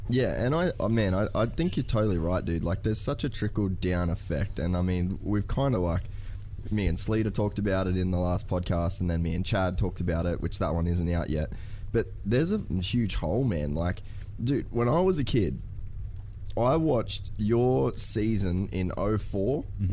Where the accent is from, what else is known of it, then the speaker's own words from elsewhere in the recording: Australia; I'm an Aussie kid